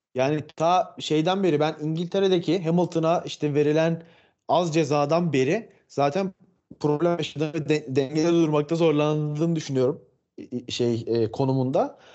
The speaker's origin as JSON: {"language": "Turkish", "country": "Turkey", "said": "yirmi yedi yıldır Türk'üm"}